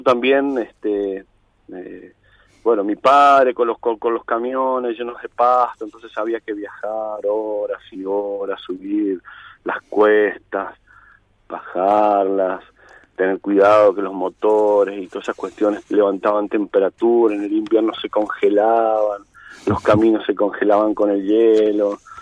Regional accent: San Juan, Argentina; also born or lived in Iglesia, San Juan; haber nacido acá y decir, bueno, la verdad que nací bien acá

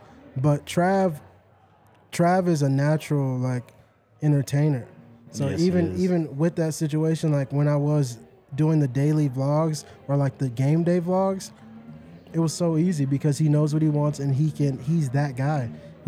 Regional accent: Dallas, Texas, United States; now in Colorado, United States; I'm from the South, so it never snows in Dallas.

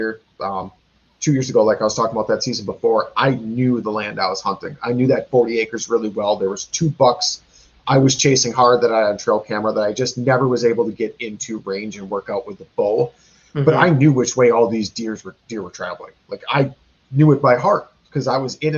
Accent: Wisconsin, United States; we are from Wisconsin. It's a big drinking state

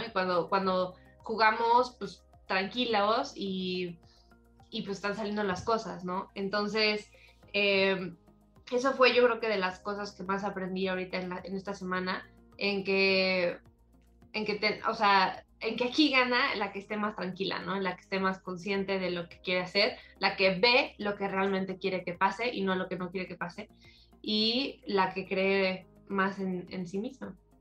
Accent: Morelos, Mexico; yo soy de Morelos, eh, mi campo es Campestre de Cocoyoc

